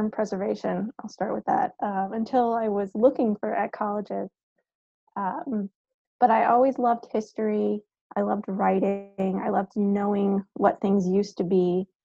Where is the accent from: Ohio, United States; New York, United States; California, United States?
New York, United States; Long Island; moved away as an adult; also born or lived in Fredericksburg, Virginia / Vermont; I grew up on Long Island, New York.